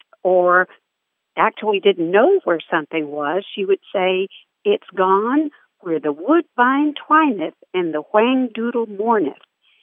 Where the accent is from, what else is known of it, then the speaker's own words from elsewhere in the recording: South Texas, United States; first language Spanish; English is a second language; now in Fort Worth, United States; I grew up in South Texas on the border between Texas and Mexico, and Spanish was my first language.